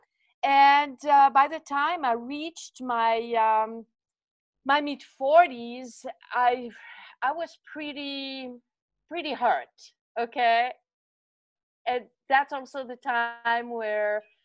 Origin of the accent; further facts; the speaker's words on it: French part of Switzerland, Romandy, Switzerland; accent: French, from the French part of Switzerland; moved away; So originally I'm from Switzerland. So if you wonder where my accent is from, it's French, from the French part of Switzerland.